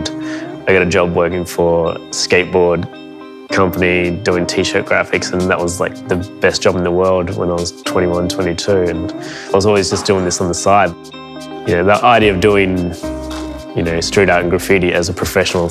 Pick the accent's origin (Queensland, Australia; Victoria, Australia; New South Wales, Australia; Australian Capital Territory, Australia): Victoria, Australia; Melbourne; I'm a painter from Melbourne